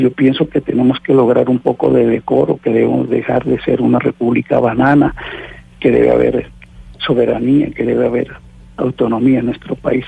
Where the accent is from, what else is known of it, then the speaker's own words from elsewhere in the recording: Colombia; aquí en mi país